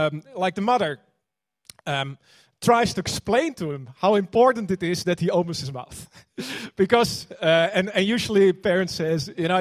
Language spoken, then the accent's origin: English; Netherlands; now in New Zealand; I'm, you know, like originally from Holland. You could probably hear that.